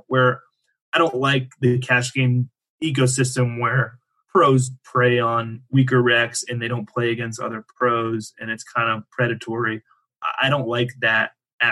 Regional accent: Erie, Pennsylvania, United States; moved away; my hometown where I grew up, Erie, Pennsylvania

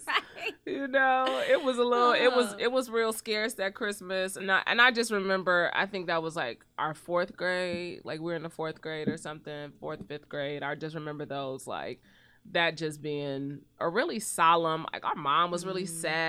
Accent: Cleveland, Ohio, United States; But even growing up in Cleveland, we did loaves and fishes every oh, cool. at our church.

